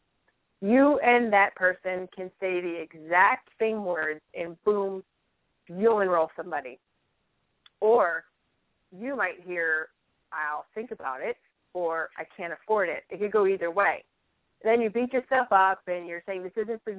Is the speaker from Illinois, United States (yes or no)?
yes; Chicago, Illinois, United States; accent: Chicago; now in Fargo, United States; I'm not totally up on my Fargo accent yet. I still get some Chicago in there